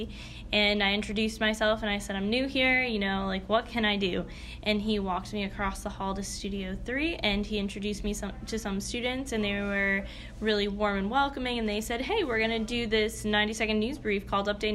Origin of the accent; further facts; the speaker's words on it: Moosic, Pennsylvania, United States; moved away as an adult; I'm really actually from a little town outside of Scranton called Moosic